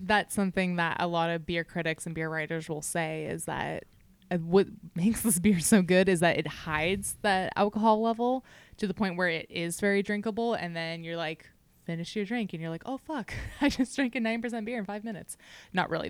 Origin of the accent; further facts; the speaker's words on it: California, United States; as a Californian